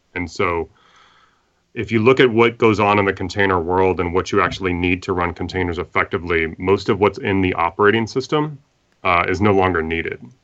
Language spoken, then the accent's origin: English; Midwest, United States; I'm from the Midwest, so, uh, we're in flyover country, and I've always lived in the Midwest.